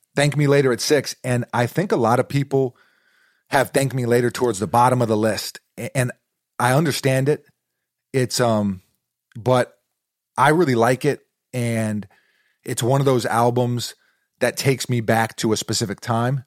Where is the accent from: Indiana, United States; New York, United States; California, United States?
New York, United States; New York City; moved away; also born or lived in New Jersey / Massachusetts; growing up in New York City, lived in Jersey for a while, went to school up in Massachusetts.